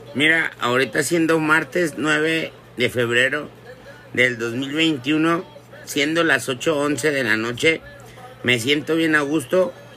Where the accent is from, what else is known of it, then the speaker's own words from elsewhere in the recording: Jalisco, Mexico; Yo soy de Jalisco